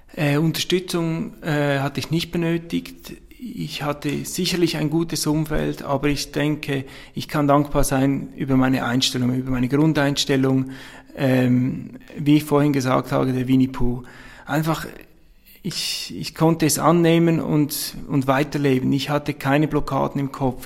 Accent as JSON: {"language": "German", "town": "Abtwil", "region": "St. Gallen", "country": "Switzerland", "accent": "Swiss", "said": "Ich bin Schweizer, das hört man wohl. Ich komme aus der Nähe von St. Gallen, aus Abtwil"}